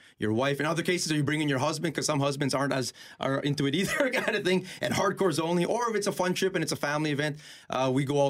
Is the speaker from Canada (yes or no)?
yes; Winnipeg, Manitoba, Canada; I'm born and raised in Winnipeg, born in Misericordia Hospital just down there